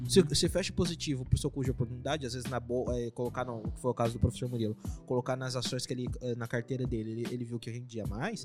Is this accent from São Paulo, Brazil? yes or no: yes; Presidente Venceslau, São Paulo, Brazil; moved away; Eu sou de Venceslau lá